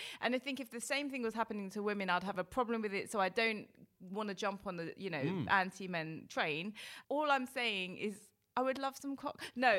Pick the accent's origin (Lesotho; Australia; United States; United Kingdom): United Kingdom; also born or lived in India (ancestry); I'm British Asian, but my family is from India.